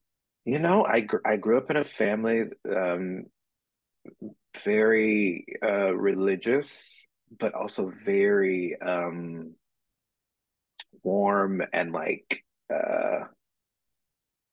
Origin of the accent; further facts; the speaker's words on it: Bessemer City, North Carolina, United States; moved away as an adult; now in Philadelphia, United States; I'm originally from a town in North Carolina called Bessemer City.